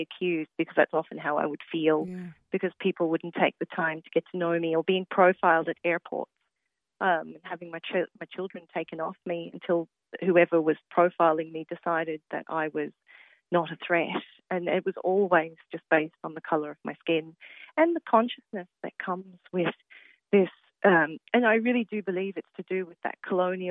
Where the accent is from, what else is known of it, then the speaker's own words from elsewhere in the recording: Australia; now in Athlone, Ireland; I grew up in Australia